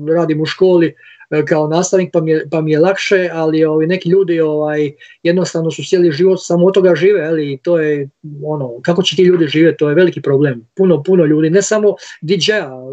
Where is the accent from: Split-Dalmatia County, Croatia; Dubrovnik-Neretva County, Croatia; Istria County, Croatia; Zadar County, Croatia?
Split-Dalmatia County, Croatia; Split; Mi ovdje iz Splita